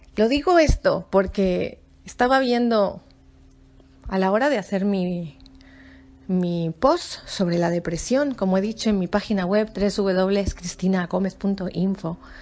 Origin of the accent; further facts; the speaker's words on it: Spain; yo soy española y yo estaba en España